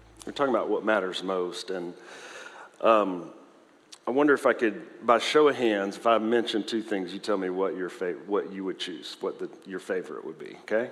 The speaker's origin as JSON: {"language": "English", "region": "the South", "country": "United States", "said": "I'm from the South"}